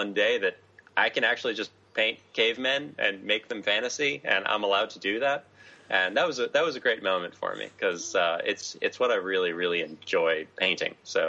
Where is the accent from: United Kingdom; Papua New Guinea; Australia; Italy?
Australia; as an Australian, my girlfriend got instant visa there and it's super easy for me to get a year long visa.